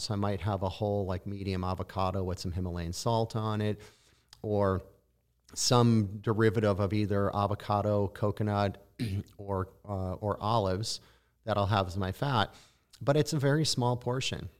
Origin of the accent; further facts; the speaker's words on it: Midwest, United States; moved away; I'm initially from the Midwest